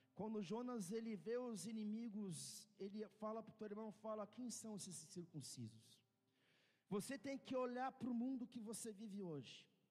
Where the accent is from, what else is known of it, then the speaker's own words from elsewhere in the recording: Brazil; Nós temos um destino profético como brasileiros